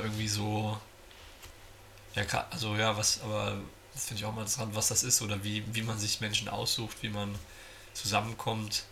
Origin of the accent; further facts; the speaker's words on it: Giessen, Hesse, Germany; Ich komme aus Gießen